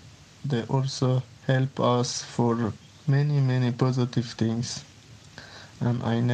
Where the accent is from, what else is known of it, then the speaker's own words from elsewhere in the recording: Iran; moved away as an adult; now in France; I'm from Iran. I ask asylum for in France.